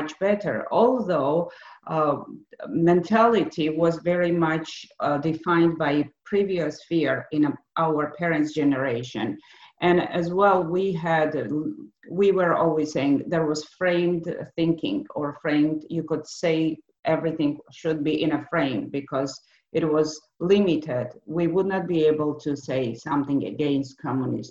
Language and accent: English; Georgia; English is a second language; moved away; My family, we were, you know, born and raised in Georgia